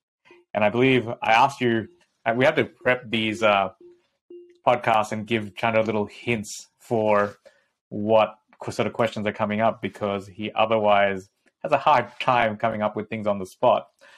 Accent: Bangladesh; I grew up in Bangladesh in the tea gardens of Lipton, right?

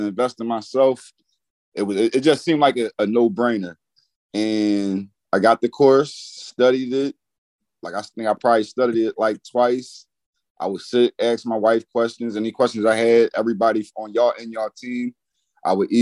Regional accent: Philadelphia, Pennsylvania, United States; I'm from Philadelphia, Pennsylvania.

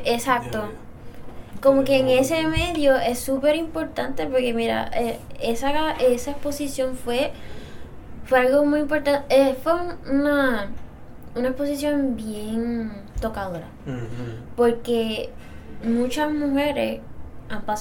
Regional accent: Dorado, Puerto Rico; Ah, yo soy de Dorado

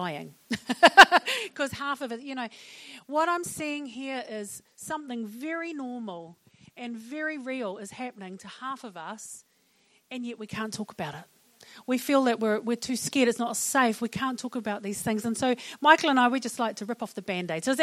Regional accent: Auckland, New Zealand; I'm from West Auckland

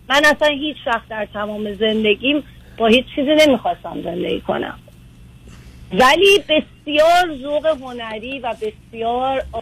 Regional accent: Iran; moved away as an adult; now in United States; از ایران اومدم

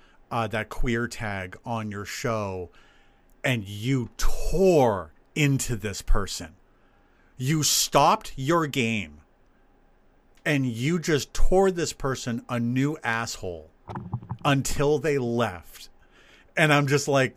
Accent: near the Uncanoonuc Mountains, New Hampshire, United States; the Unkanunik Mountains. And that is, honestly, in this case, it is just a nod to my hometown

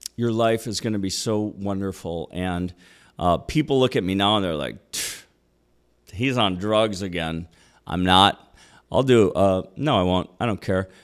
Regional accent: Minneapolis, Minnesota, United States; moved away; also born or lived in Austin / Los Angeles; Just a city boy. Born and raised in Minneapolis

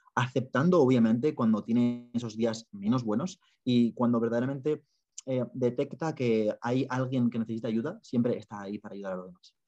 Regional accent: Spain; moved away as an adult; also born or lived in Ireland; soy de España

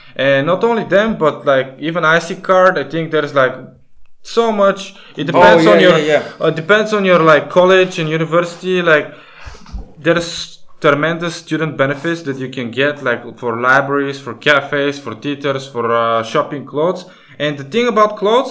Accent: Bulgaria; we come from Bulgaria, which is still in the European Union, but we use a different currency

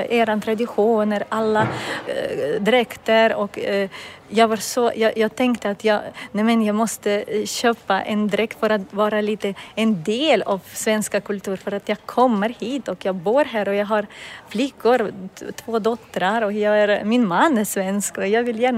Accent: Kazakhstan; Swedish is a second language; moved away as an adult; now in Sweden; i Kazakstan bor olika folk och jag, jag är ryska

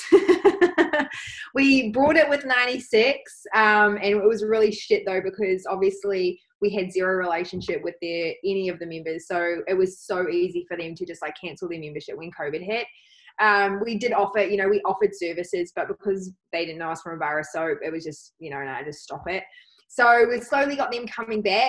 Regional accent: New Zealand; now in Australia; Being a Kiwi citizen

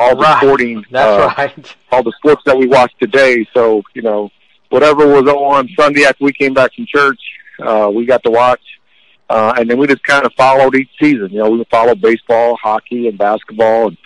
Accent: Fort Wayne, Indiana, United States; I was from Fort Wayne, Indiana

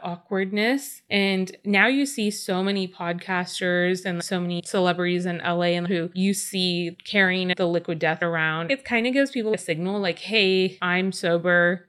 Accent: California, United States; Growing up in California, being very natives

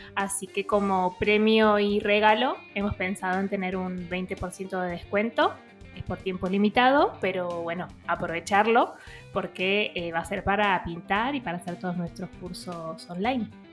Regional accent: outskirts of Buenos Aires, Buenos Aires Province, Argentina; yo nacía como en las afueras

